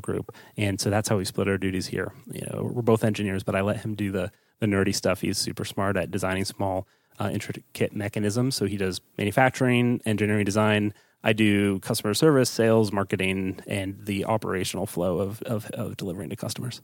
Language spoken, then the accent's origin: English; East Coast, United States; also born or lived in Pittsburgh; I'm from the East Coast, so I moved back home